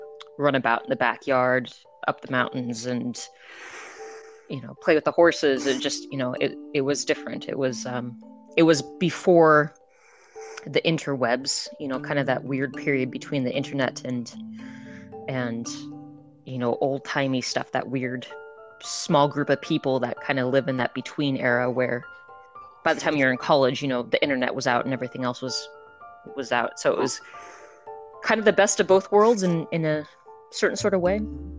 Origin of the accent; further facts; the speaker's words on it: United States; moved away as an adult; now in Scotland, United Kingdom; So I am originally from America, obviously. I moved to Scotland because my husband is Scottish about 3 years ago.